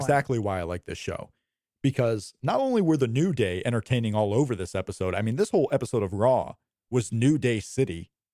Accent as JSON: {"language": "English", "region": "Indiana", "country": "United States", "tie": "born or raised there", "also_born_or_lived": "Florida", "said": "I was born in Florida, and I've grown up in Indiana"}